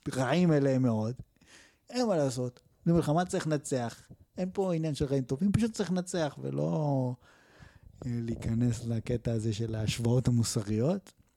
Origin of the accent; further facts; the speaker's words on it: Israel; אזרח ישראלי שעשה מילואים